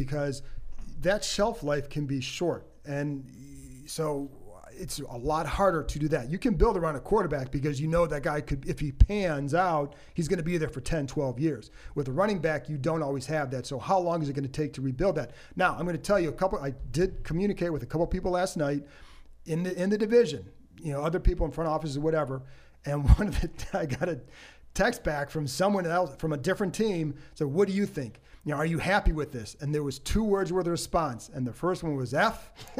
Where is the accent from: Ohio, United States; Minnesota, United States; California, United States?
Ohio, United States; Cleveland; I grew up in Cleveland